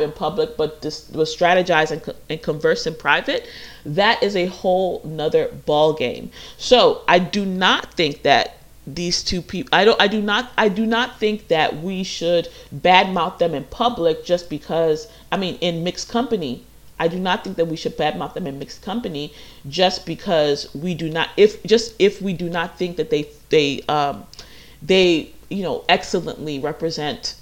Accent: United States; I grew up in America

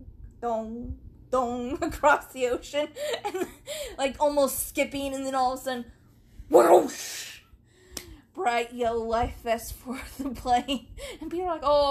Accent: Canada; I'm from Canada.

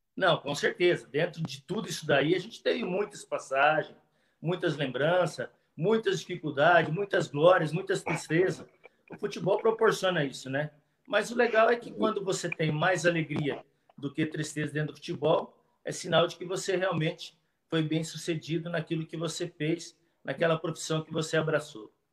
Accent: Auriflama, São Paulo, Brazil; eu nasci, né, em Auriflama, para quem não sabe, Auriflama fica já próximo da divisa com o Mato Grosso, fica para lá de São José do Rio Preto, mas ainda é estado de São Paulo.

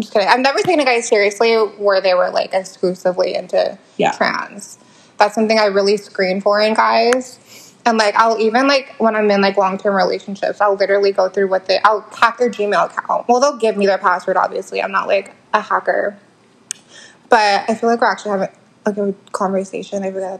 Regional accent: Kentucky, United States; We're from Kentucky.

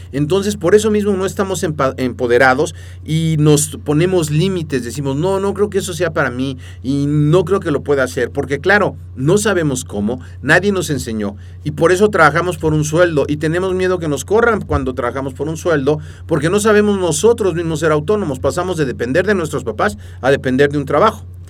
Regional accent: Mexico; first language Spanish; nacimos en México y entonces hablamos español

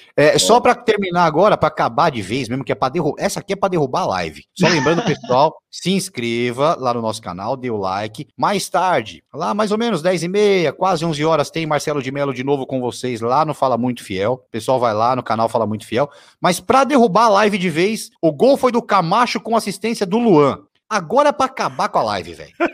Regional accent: Santos, São Paulo, Brazil; moved away; minha casa onde eu nasci, lá no Marapé

